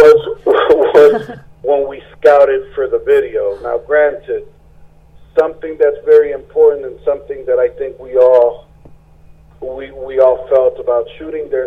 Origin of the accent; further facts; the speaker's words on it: Puerto Rico; I am from Puerto Rico.